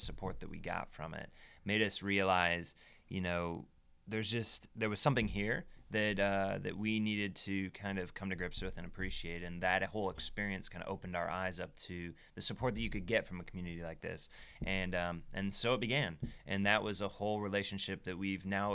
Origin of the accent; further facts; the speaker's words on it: South Bend, Indiana, United States; moved away as an adult; also born or lived in Michigan City, Indiana; now in Brooklyn, United States; I'm from South Bend, Indiana, because that's you know where I grew up.